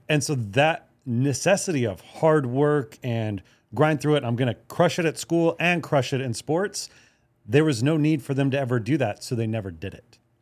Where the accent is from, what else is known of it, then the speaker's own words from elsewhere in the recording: Hawaii, United States; I grew up in Hawaii